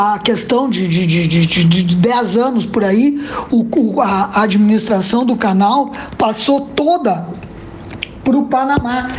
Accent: Brazil; nós brasileiros

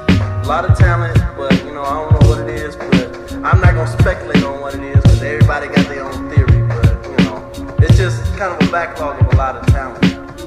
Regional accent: Alabama, United States; now in Chicago, United States; I'm from Alabama, man, and came up here. I'm still up here

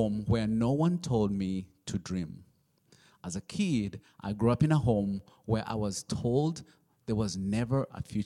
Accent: Uganda; I'm from Uganda. My dad is from Rwanda, and my mom is from Uganda

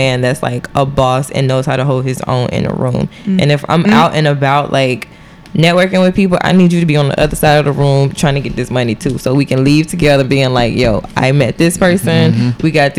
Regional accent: the South, United States; I was raised in the South. So I do have like that Southern background

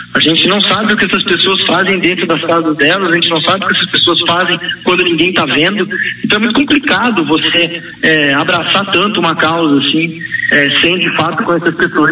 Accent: Campinas, São Paulo, Brazil; nós somos de Campinas

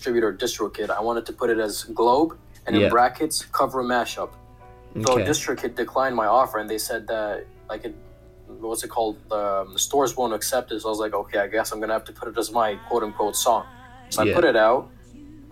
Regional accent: Russia; moved away as an adult; now in Turkey; I was born and I grew up in Russia

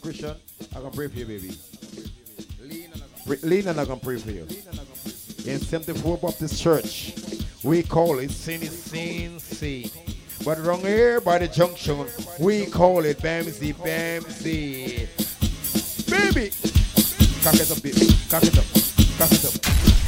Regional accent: Nigeria; I'm from Nigeria.

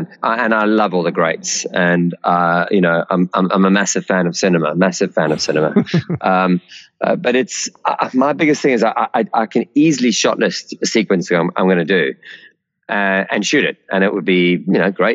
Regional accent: South Africa; growing up in South Africa, we had, you know, the A-Team and Airwolf and Dukes of Hazzard

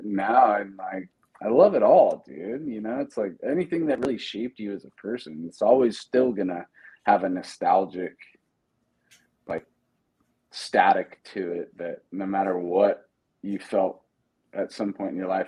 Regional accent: Pacifica, California, United States; I grew up in Pacifica, right outside of San Francisco, Grew up in the 90s

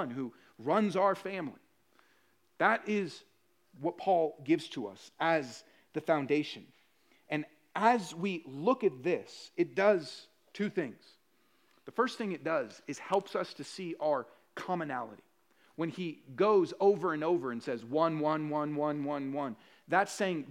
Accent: Puerto Rico; I'm Puerto Rican.

